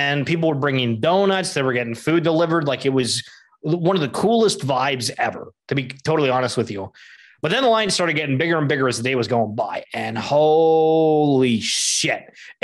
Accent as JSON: {"language": "English", "country": "Canada", "said": "being Canadian"}